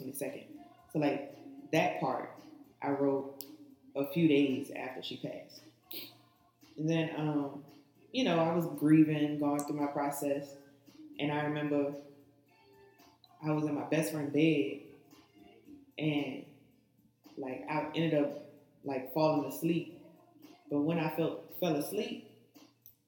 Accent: New Orleans, Louisiana, United States; I'm from New Orleans. I was born uptown, and I grew up in this pink house on Louisiana Avenue

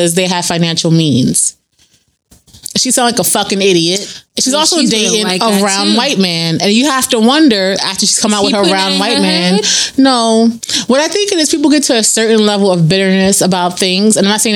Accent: New York City, New York, United States; I'm from the Bronx

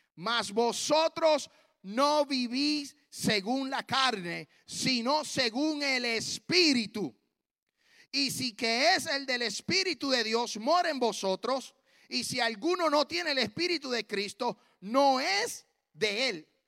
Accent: Puerto Rico; moved away as an adult; now in Tennessee, United States; yo soy puertorriqueño hasta en la luna

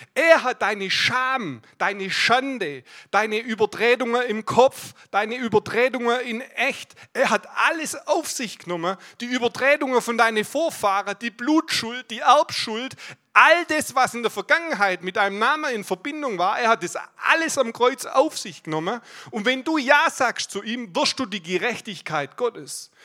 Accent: Aalen, Baden-Württemberg, Germany; Ich komme aus Aalen, bin dort im Leitungsteam

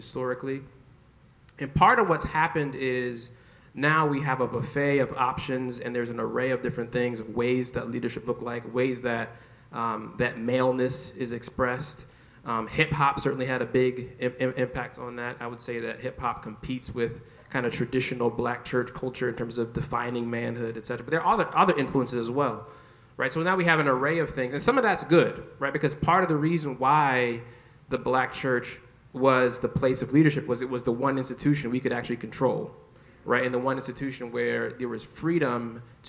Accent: Jamaica; I'm Jamaican

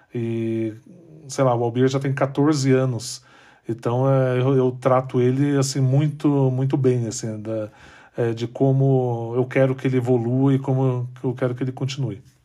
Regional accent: São José dos Campos, São Paulo, Brazil; Eu, eu nasci em São José dos Campos, eu não nasci em São Paulo

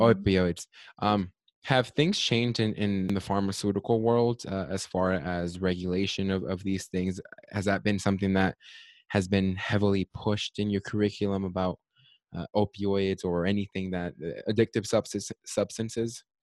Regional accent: United States

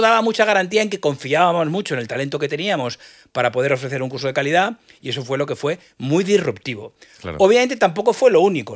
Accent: Madrid, Community of Madrid, Spain; yo soy madrileño y al final eh, lo veo desde el microclima madrileño, que yo me he enriquecido muy poquito de otras cosas. Al final estudié en Madrid, me crié en Madrid

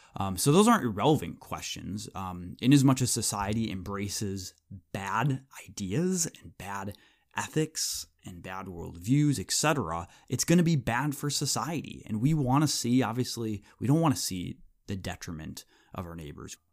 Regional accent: United States; we as American evangelicals

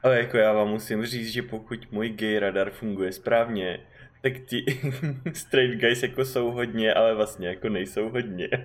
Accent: Czechia; odkud seš, tak říkám Czech Republic

